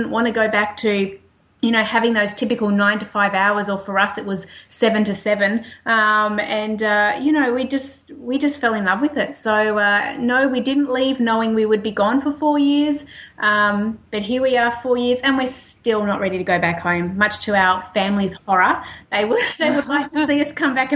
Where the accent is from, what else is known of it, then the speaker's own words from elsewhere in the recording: Australia; accent: Australian; moved away as an adult; as you can tell by the accent, I am an Australian.